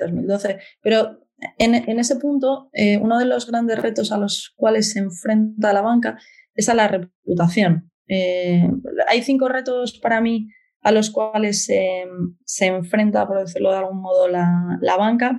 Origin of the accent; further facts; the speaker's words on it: Oviedo, Asturias, Spain; moved away as an adult; Yo nací en Oviedo y estuve en Oviedo hasta los 20 y algo